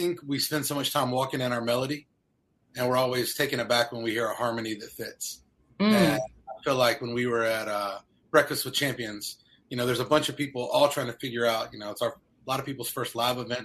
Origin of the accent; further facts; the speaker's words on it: North Carolina, United States; moved away as an adult; also born or lived in Ohio; I'm from the South. I'm from North Carolina